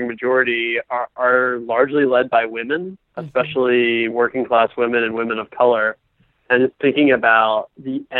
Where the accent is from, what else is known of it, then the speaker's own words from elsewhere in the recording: Ohio, United States; I'm actually from Ohio